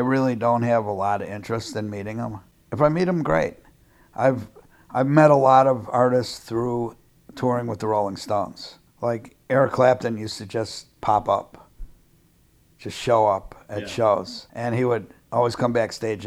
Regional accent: Chicago, Illinois, United States; I'm from Chicago

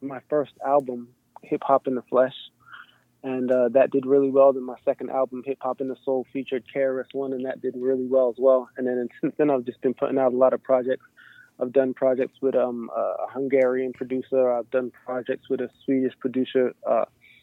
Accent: New Jersey, United States; also born or lived in England; I moved from England to Jersey in 1990.

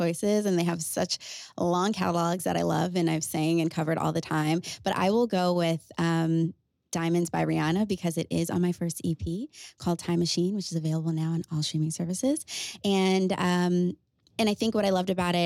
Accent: Connecticut, United States; I am a pop and R&B artist born and raised in Connecticut

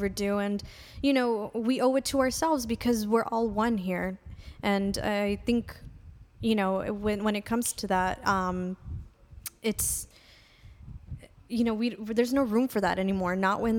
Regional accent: Highland Park, United States; Yeah. So, you know, growing up, I'm from Highland Park originally.

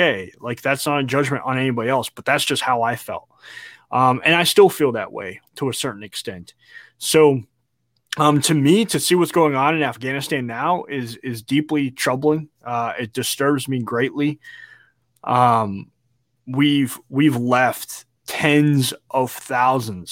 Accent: United States; as an American and as a veteran

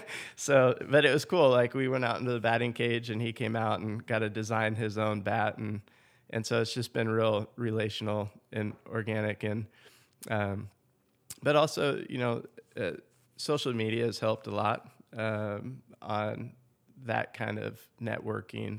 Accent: Seattle, Washington, United States; moved away as an adult; also born or lived in Santa Barbara, California / Orlando, Florida / Wichita, Kansas / Oklahoma City, Oklahoma; now in Choctaw, United States; I grew up in Seattle, Washington area, just a little bit south of there.

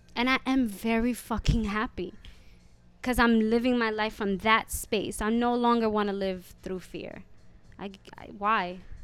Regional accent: New York City, New York, United States; also born or lived in The Bronx, New York; I was born in the Bronx, and being back in the Bronx is very nostalgic, even though I grew up in Hell's Kitchen

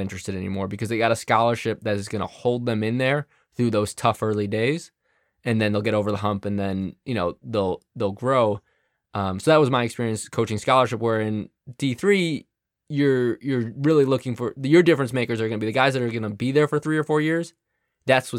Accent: Chicago, Illinois, United States; moved away as an adult; also born or lived in Colorado / Reading, Pennsylvania; Grew up in Chicago

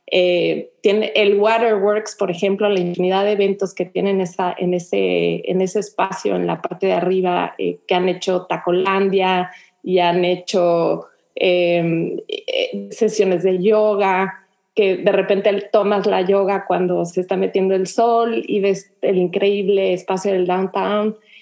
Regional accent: Mexico City, Mexico; moved away as an adult; now in Houston, United States; yo nací, crecí en la Ciudad de México, llegué a vivir aquí a Houston con mi esposo

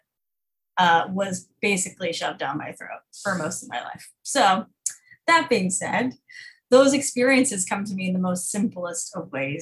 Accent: Fort Worth, Texas, United States; I grew up in Fort Worth, Texas, in a very, very conservative, homeschool cult

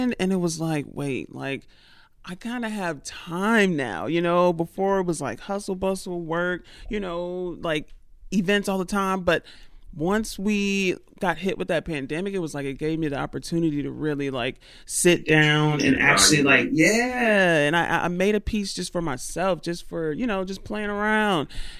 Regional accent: Atlanta, Georgia, United States; now in New York, United States; Born and raised in Atlanta

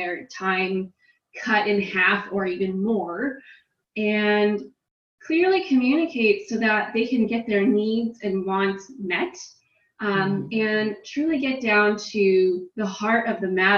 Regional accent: California, United States; I am from California in the United States

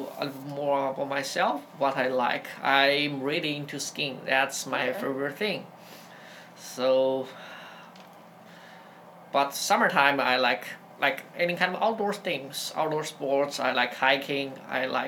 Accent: China; English is a second language; moved away as an adult; also born or lived in Portland, Oregon / Eugene, Oregon; now in Rochester, United States; So definitely I'm from a different country. I'm from China.

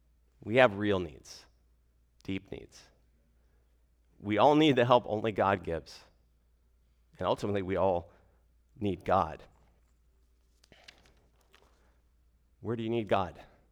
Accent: Arizona, United States; now in Fairfax, United States; So I am from Arizona originally. I grew up in a gospel preaching church.

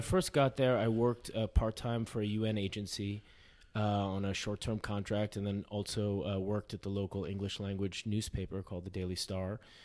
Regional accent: New York City, New York, United States; moved away as an adult; also born or lived in Beirut; I grew up in Manhattan

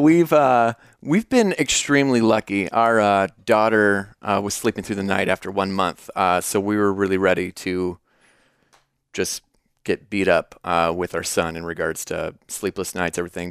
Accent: Davenport, Iowa, United States; moved away as an adult; also born or lived in Chicago, Illinois; now in Peoria, United States; I've been born and raised in Davenport, Iowa

